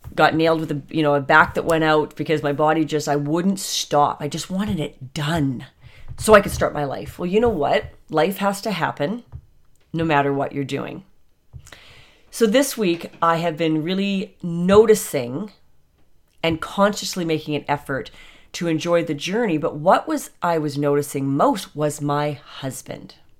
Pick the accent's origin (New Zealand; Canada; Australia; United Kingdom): Canada